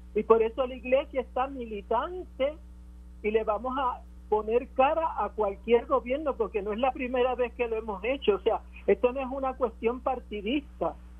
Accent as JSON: {"language": "Spanish", "country": "Puerto Rico", "said": "lo que somos como puertorriqueños"}